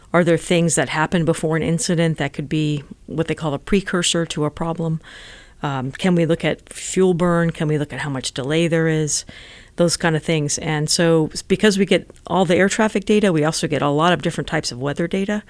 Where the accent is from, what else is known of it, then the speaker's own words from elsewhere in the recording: Las Vegas, Nevada, United States; now in Silicon Valley, United States; I grew up in Nevada. I was born in Las Vegas